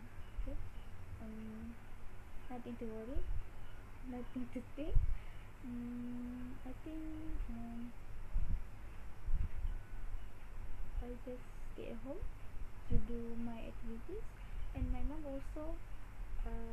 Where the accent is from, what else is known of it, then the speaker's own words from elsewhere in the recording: Johor, Malaysia; my hometown in Johor